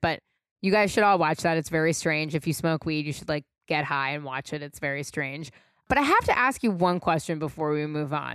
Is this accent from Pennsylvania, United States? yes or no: no; California, United States; I'm born and raised in California